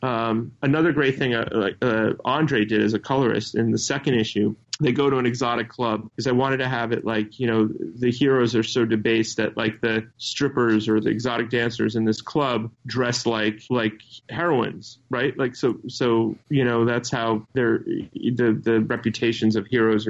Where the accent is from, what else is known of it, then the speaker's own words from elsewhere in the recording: New York, United States; I live in New York, so or I'm from New York.